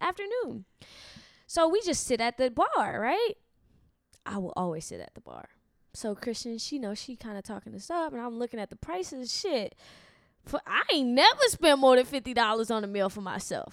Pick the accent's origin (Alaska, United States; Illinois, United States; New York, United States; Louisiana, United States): Louisiana, United States; Lafayette; I'm from Louisiana, Uh-huh. Lafayette, Louisiana, the, the actual south.